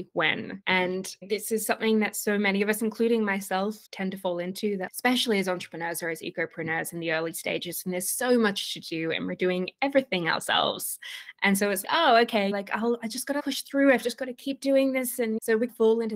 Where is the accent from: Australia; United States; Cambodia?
Australia; accent: Australian; also born or lived in Sydney, Australia; I'm currently in Sydney, Australia, for anybody who can hear my accent